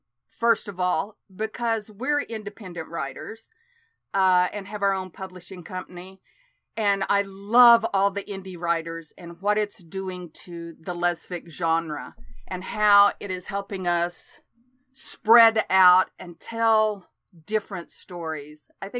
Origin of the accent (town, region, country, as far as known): Oklahoma, United States; born or raised there